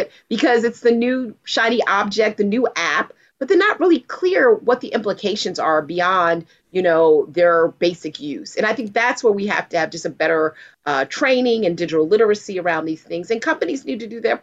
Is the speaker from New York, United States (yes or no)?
yes; New York, United States; I grew up in New York